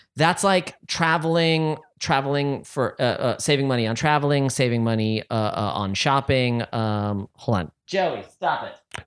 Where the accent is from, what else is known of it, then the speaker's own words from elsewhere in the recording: San Francisco, California, United States; I was born in San Francisco and I don't have uh, a noticeable accent